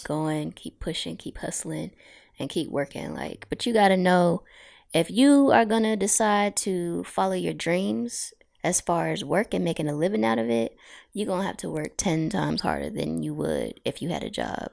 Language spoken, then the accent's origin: English; Suffolk, Virginia, United States; also born or lived in Norfolk; now in Newport News, United States; I'm from a lot of places, but I grew up in Suffolk and I currently live in Newport News